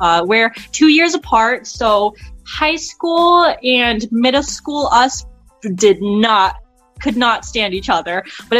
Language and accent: English; Mexico; first language Spanish; English is a second language; Mexican pretty much. So yeah, that would make me Hispanic. And I am fluent in Spanish. That was actually my first language.